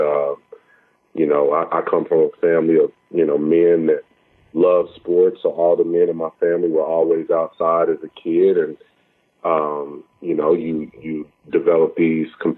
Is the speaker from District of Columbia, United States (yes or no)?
no; Oklahoma City, Oklahoma, United States; I grew up in Oklahoma City